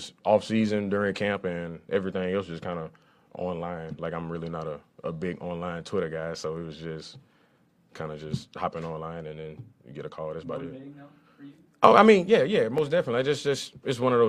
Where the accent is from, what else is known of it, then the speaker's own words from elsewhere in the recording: Lafayette, Louisiana, United States; I grew up in Lafayette, Louisiana